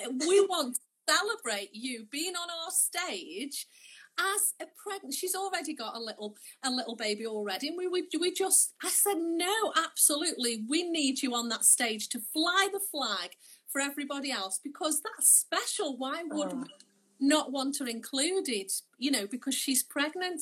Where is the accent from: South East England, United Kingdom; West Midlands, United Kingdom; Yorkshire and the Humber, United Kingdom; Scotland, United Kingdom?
West Midlands, United Kingdom; Stoke-on-Trent; I'm from Stoke